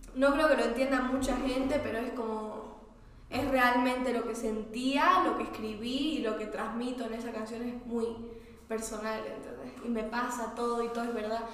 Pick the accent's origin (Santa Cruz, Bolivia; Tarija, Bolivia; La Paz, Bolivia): Santa Cruz, Bolivia; Santa Cruz de la Sierra; moved away; also born or lived in Buenos Aires; donde me crié y el círculo con el que fui criada en Santa Cruz